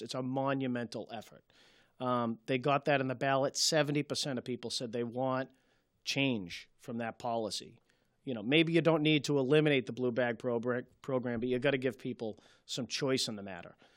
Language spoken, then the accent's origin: English; Malden, Massachusetts, United States; born and raised in Ward three